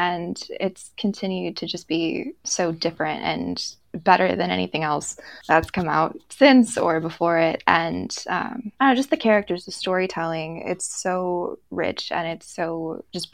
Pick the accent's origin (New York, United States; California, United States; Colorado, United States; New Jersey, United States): California, United States; Southern; I am 23 from Southern California